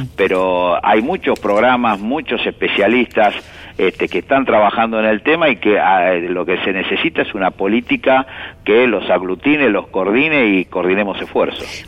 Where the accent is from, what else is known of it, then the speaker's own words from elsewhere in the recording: Argentina; nos cuesta como argentinos